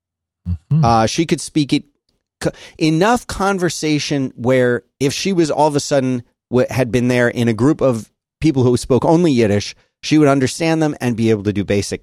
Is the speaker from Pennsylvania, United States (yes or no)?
yes; Philadelphia, Pennsylvania, United States; accent: Philly; also born or lived in Florida; That's my Philly accent.